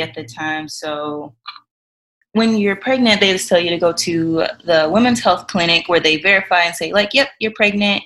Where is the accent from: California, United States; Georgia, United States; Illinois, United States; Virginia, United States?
Georgia, United States; moved away as an adult; now in North Dakota, United States; we live in North Dakota, but we're originally from Georgia